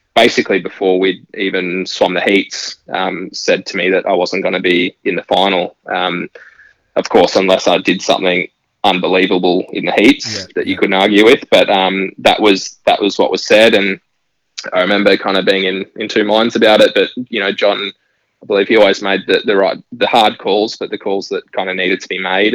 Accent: Gold Coast, Queensland, Australia; growing up on the Gold Coast, it's such a big part of um, life here is surrounded by water

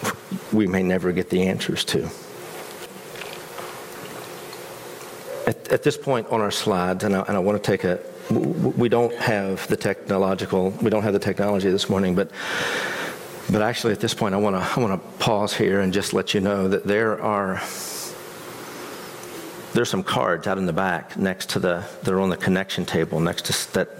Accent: West Virginia, United States; moved away; my home state of West Virginia

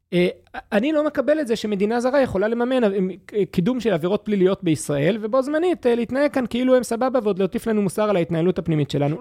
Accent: Gush Katif, Gaza Strip, Israel; בתור ילד בגוש קטיף

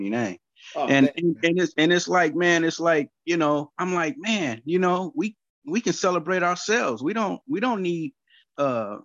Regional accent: Oakland, California, United States; growing up in Oakland

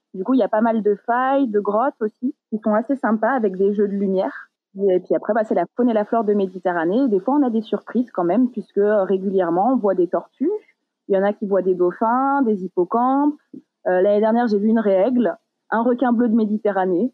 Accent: Paris region, Île-de-France, France; moved away as an adult; now in Malta; je viens de la région parisienne

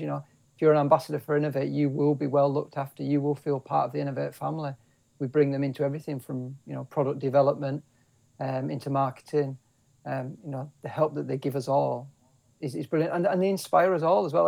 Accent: Kendal, North West England, United Kingdom; I was born and bred in the Lake District, so I was born in Kendal

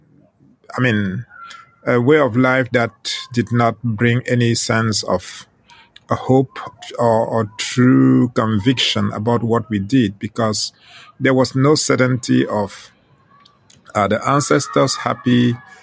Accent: Western Cameroon, Cameroon; first language Ghomala'; English is a second language; now in southern France; I was born in Western Cameroon in a rural area where my parents lived

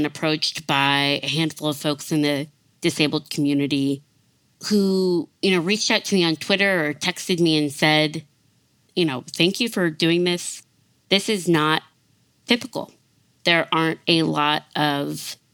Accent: South Bend, Indiana, United States; moved away as an adult; also born or lived in Mississippi / Nashville, Tennessee; my hometown, South Bend, Indiana

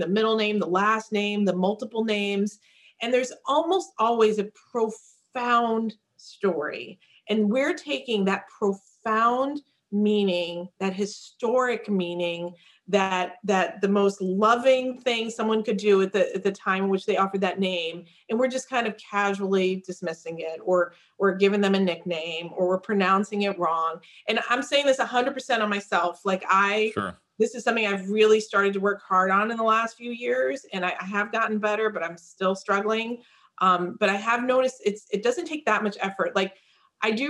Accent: United States; also born or lived in India; I was 6 months old when my parents came to the United States

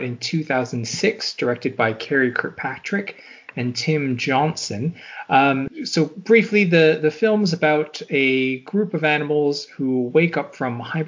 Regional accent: Canada; I'm from Canada

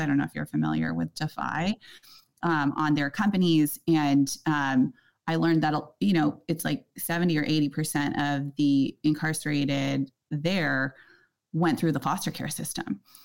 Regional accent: Silicon Valley, California, United States; I grew up in Silicon Valley

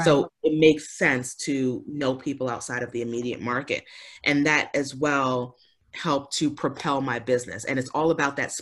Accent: New York City, New York, United States; moved away as an adult; also born or lived in Birmingham, Alabama / Rockland County, New York; now in Winter Garden, United States; I grew up in Queens, New York

